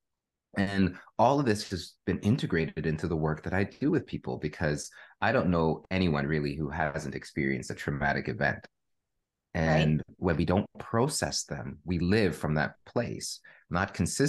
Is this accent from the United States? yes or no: no; Canada; I am a Canadian born to Jamaican parents